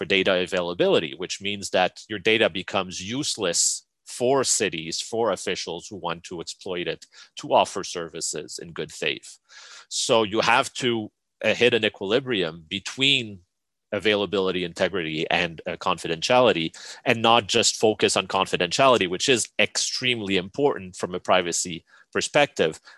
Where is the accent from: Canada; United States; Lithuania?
Canada; me as a Canadian